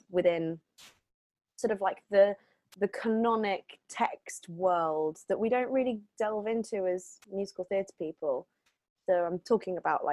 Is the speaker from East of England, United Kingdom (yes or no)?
yes; Hertford, East of England, United Kingdom; also born or lived in Switzerland / London; I grew up near Hartford